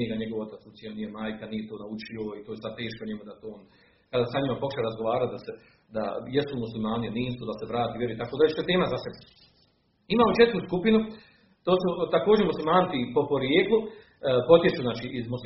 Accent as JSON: {"language": "Croatian", "country": "Bosnia & Herzegovina", "said": "u našim kraju, u Bosni i Hercegovini"}